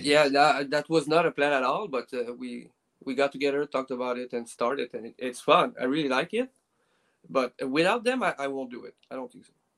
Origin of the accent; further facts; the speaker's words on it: Quebec City, Quebec, Canada; I I'm from Quebec City.